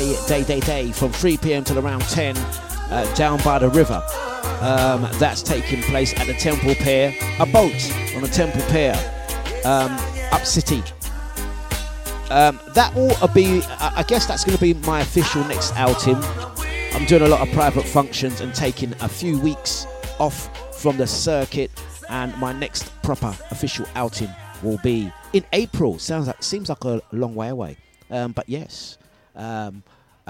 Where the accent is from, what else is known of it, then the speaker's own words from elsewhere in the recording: Epping, East of England, United Kingdom; I'm from Epping, mate.